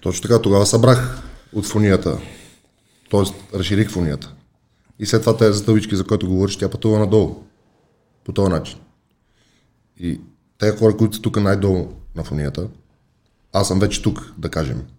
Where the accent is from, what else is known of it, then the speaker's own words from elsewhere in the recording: Bulgaria; аз съм българин, не съм американец